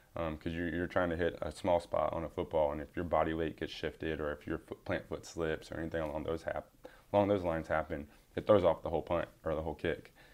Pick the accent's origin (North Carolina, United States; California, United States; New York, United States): North Carolina, United States; Charlotte; Growing up in the Charlotte area